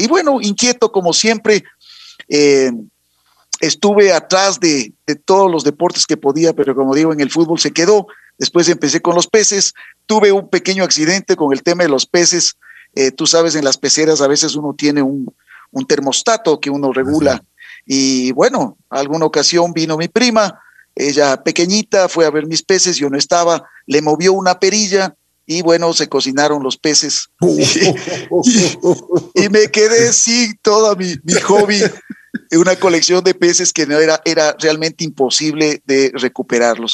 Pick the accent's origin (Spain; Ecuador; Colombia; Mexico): Ecuador; Quito, Pichincha; soy quiteño de corazón, madre ribambeña, padre cuencano. Y a buen hora, pues se encontraron acá en, en Quito y por eso yo soy un, un quiteño un quiteño más que quiere esta linda ciudad